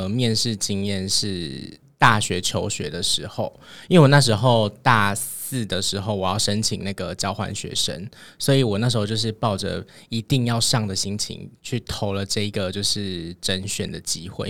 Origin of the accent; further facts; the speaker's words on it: Taiwan; 那那些旅游是其实我们台湾人比较少知道的。